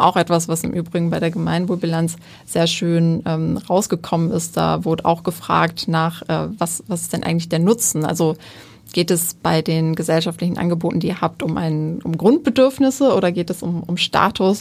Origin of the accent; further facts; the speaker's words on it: Wuppertal, North Rhine-Westphalia, Germany; ich komme aus Wuppertal